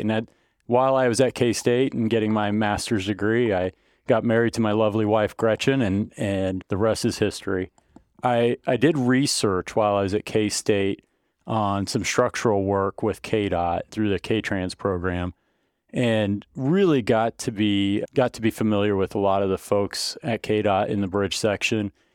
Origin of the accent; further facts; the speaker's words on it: Melvern, Kansas, United States; I grew up down around Melbourne and it was a really small school. So if you know Kansas schools